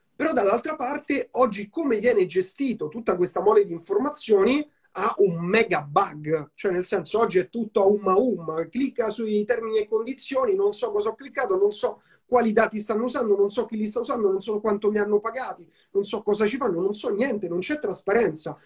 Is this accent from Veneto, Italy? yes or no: no; Rome, Lazio, Italy; io sono cresciuto a Roma